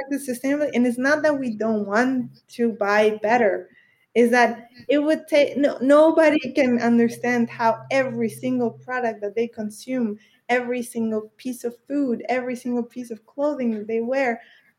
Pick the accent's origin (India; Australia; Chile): Chile; in Chile, my home country